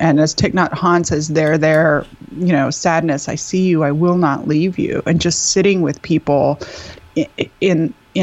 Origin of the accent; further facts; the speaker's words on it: Texas, United States; I'm from Texas where there's like three Jewish people